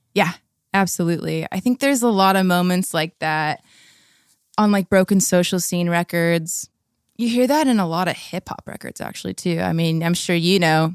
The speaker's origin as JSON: {"language": "English", "town": "La Habra", "region": "California", "country": "United States", "tie": "born or raised there", "moved": "yes", "lives_now": "Seattle, United States", "said": "I grew up in La Habra, Fullerton area"}